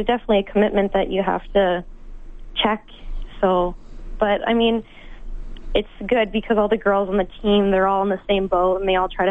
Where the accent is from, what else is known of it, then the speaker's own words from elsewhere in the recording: Edmonton, Alberta, Canada; I had a good feeling about the U of A. Like, I mean, it's my hometown